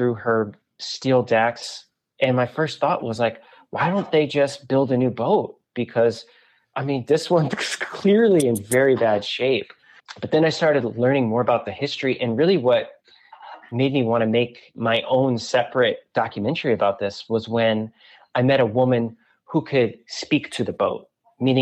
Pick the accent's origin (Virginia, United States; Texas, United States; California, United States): Virginia, United States; Southern; moved away; also born or lived in New York City / Michigan; I'm not from Michigan originally. I'm from Southern Virginia, but I was living in New York City